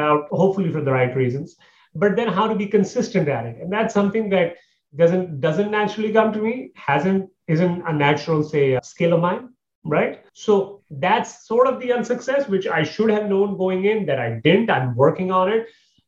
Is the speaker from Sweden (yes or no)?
no; Canada; moved away; I moved from Canada, six, 7 years ago. The reason was because I'd met a girl, we got married, blah, blah, blah, blah, blah. And from there on, I basically, you know, I moved down here.